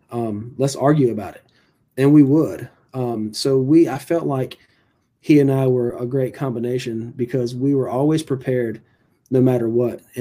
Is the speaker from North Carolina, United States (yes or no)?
yes; North Carolina, United States; even though I was from Bertie County, I, I really didn't know where Lawrence Academy was.